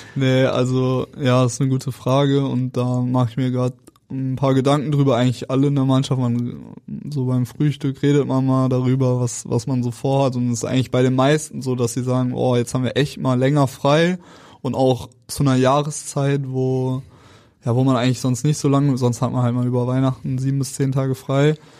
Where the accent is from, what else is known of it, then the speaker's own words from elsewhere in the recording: Cologne, North Rhine-Westphalia, Germany; moved away; ich komme aus Köln